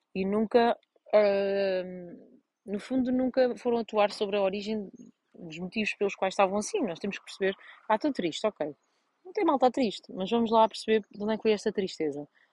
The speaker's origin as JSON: {"language": "Portuguese", "country": "Portugal", "tie": "born or raised there", "moved": "yes", "said": "vim a Vozelas, estou na, na, minha terra natal"}